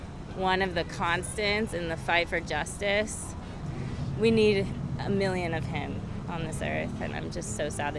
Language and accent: English; Atlanta, Georgia, United States; Growing up in Atlanta